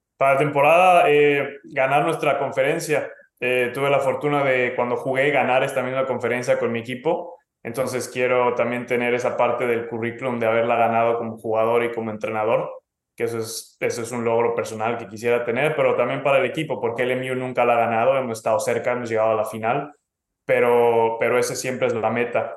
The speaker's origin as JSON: {"language": "Spanish", "country": "Mexico", "moved": "yes", "lives_now": "California, United States", "said": "me fui de México y estaba en otro país con otro idioma"}